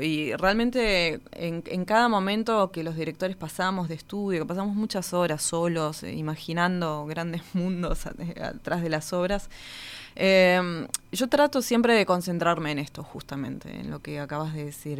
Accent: Río Gallegos, Santa Cruz, Argentina; Yo nací en la ciudad de Río Gallegos, en la provincia de Santa Cruz, al sur de Argentina, Patagonia hmm. pura

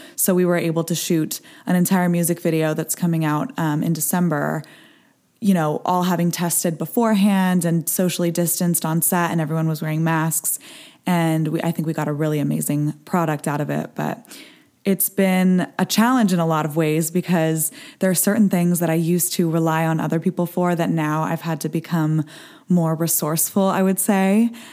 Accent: Los Angeles, California, United States; I am a singer songwriter born and raised in Los Angeles

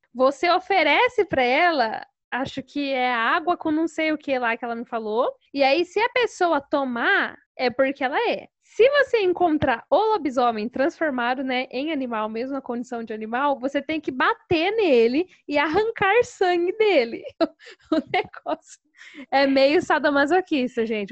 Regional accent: Fartura, São Paulo, Brazil; accent: interior paulista (Fartura); also born or lived in Santo André, São Paulo; Eu sou, na verdade, eu sou de Santo André, na região metropolitana de São Paulo. Mas eu moro aqui no interior, né, em Fartura, desde os meus 12 anos, então praticamente como se eu fosse daqui já, né? Já peguei todos os costumes, o sotaque, então eu sou farturense também.

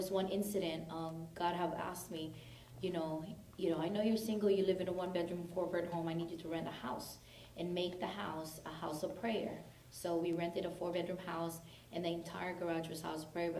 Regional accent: Tehran, Tehran Province, Iran; I'm from Tehran

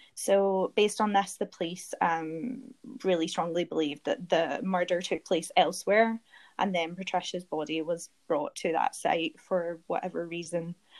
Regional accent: Glasgow, Scotland, United Kingdom; accent: Scottish; moved away as an adult; now in London, United Kingdom; my hometown, Glasgow.

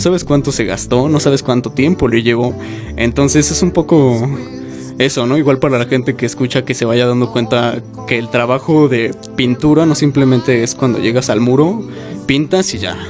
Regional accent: Mexico; como mexicanos y como artistas

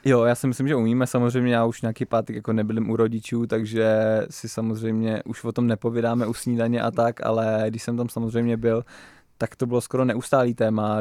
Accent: Nymburk, Central Bohemian Region, Czechia; my máme vlastně nimburský grupeto a jezdíme prostě takhle kluci z toho Nimburka

